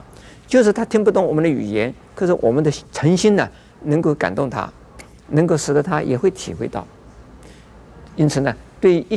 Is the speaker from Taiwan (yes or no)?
no; China; 那我们中国人知道是玩猴把戏，母为猴而冠，猴子可以。